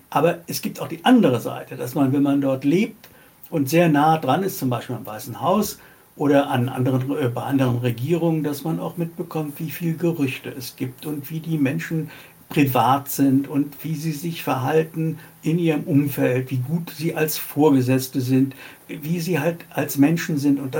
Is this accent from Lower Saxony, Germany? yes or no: no; Frankfurt, Hesse, Germany; Und für mich ist Frankfurt meine Heimat und äh, Deutschland und Europa.